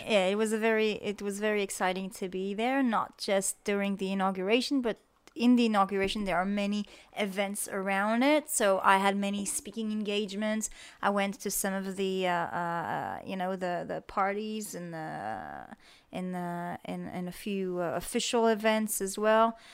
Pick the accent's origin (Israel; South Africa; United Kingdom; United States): Israel; moved away as an adult; also born or lived in Australia; when I came back to Israel from Australia